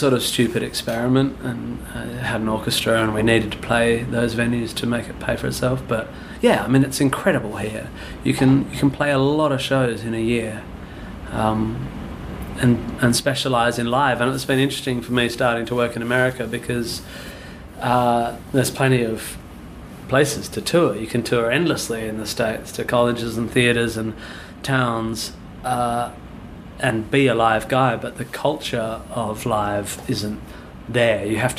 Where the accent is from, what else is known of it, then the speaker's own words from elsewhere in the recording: Swanbourne, Western Australia, Australia; I grew up near Swanbourne Beach, and pretty much any day of the year you can go down to the beach